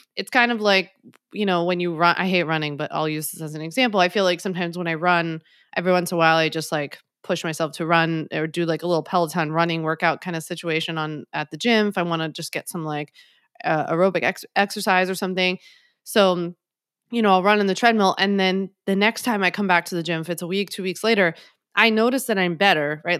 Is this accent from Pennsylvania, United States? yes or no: yes; Philadelphia, Pennsylvania, United States; now in New York, United States; I'm from Philly, so we call it hoagies